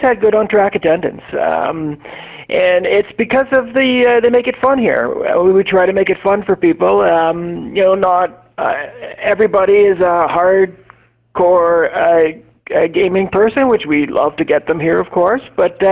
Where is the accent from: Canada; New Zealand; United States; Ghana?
Canada; Dresden, Ontario; I grew up in the Dresden area, and of course there's a small track there